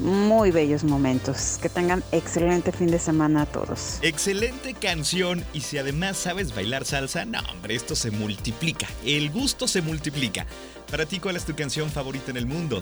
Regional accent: Guadalajara, Jalisco, Mexico; ya estamos en las calles de Guadalajara y como buenos tapatíos venimos a hacer ejercicio

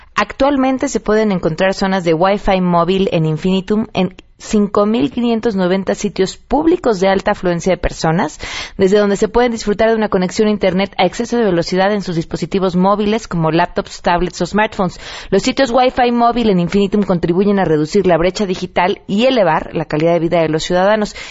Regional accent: Mexico; quiénes somos como mexicanos

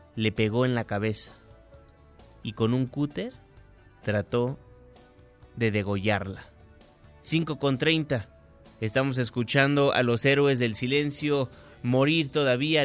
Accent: Mexico; todos somos mexicanos

